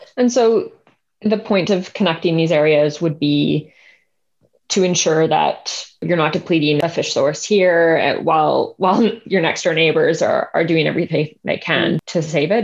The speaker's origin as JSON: {"language": "English", "country": "Canada", "said": "as a Canadian"}